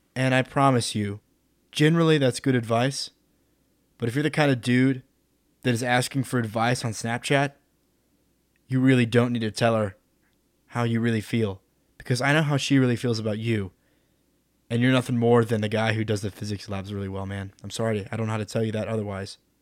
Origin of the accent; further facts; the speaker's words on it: Midland, Texas, United States; moved away; I'm from Midland, which is like, what, one hundred twenty-five thousand people